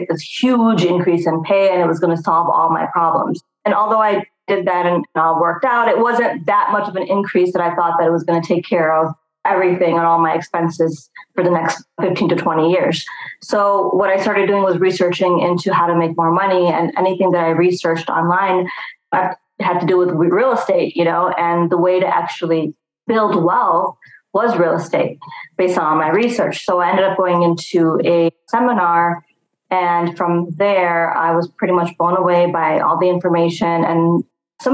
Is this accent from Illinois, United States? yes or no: yes; Chicago, Illinois, United States; Born and raised in Chicago.